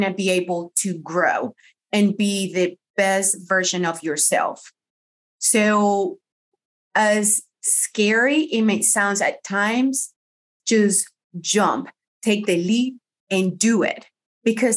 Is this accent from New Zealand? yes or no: no; Colombia; first language Spanish; English is a second language; moved away as an adult; also born or lived in Miami, United States; now in United States; my husband and I, we moved from Colombia to the States, we lived in Miami